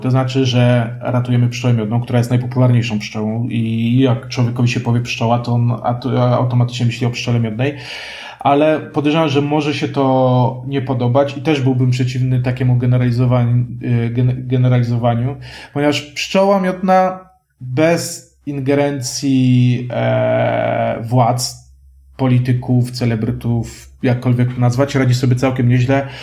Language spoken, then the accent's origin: Polish; Kraków, Lesser Poland, Poland; ja jestem krakusem